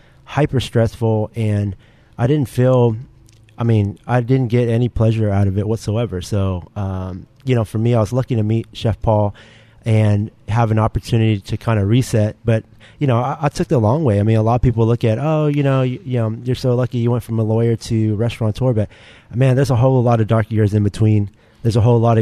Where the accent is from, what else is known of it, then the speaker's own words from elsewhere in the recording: United States; I'm Asian American